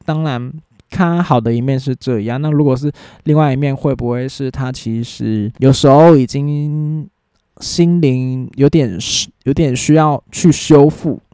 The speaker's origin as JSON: {"language": "Chinese", "region": "New Taipei", "country": "Taiwan", "said": "我是新北人"}